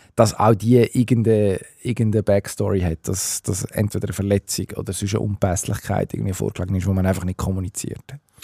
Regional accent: Switzerland; bei uns in der Schweiz

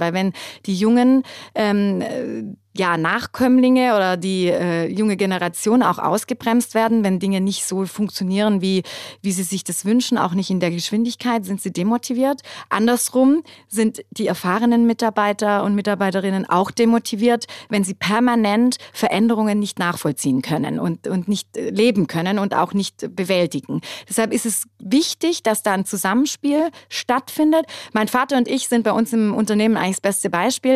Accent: Germany; bei uns in Deutschland

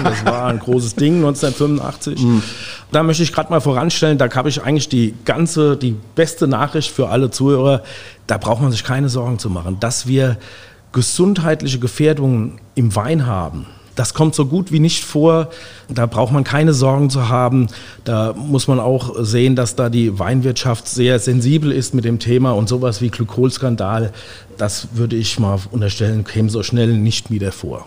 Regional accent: Guntersblum, Rhineland-Palatinate, Germany; bin aufgewachsen in Guntersblum

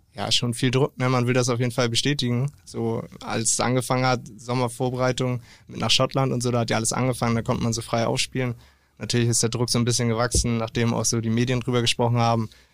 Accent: Delingsdorf, Schleswig-Holstein, Germany; now in Ahrensburg, Germany; ich bin aufgewachsen in Delingsdorf

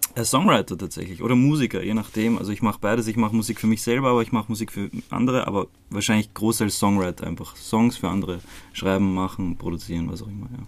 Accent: Croatia; moved away; Also ich bin in Kroatien geboren und ähm, voll zu einer ziemlich uncoolen Zeit damals, ähm, also während dem Balkankrieg

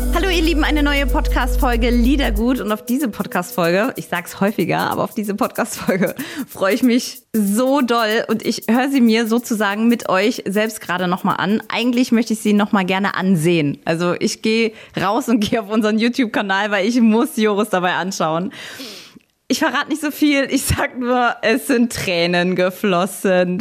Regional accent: Saarland, Germany; in meinem Heimatland, in meinem Heimatbundesland, äh, dem Saarland

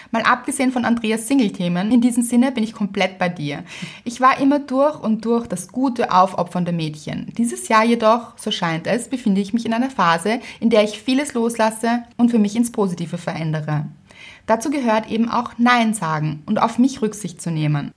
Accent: Austria; Bei uns in Österreich

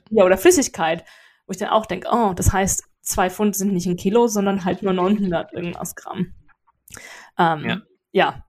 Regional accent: Germany; also born or lived in England; now in United Kingdom; ich bin Deutsche

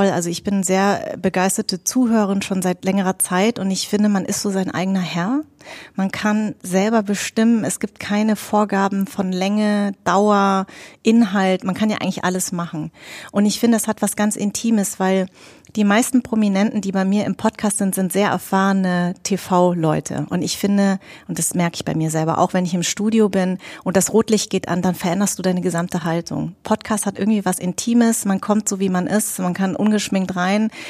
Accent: Darmstadt, Hesse, Germany; born there; Ich bin in Darmstadt geboren und ich hatte einfach, ich bin sehr deutsch sozialisiert.

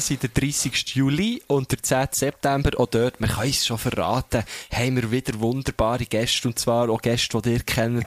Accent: Thun, Bern, Switzerland; aus der Stadt, wo ich herkomme

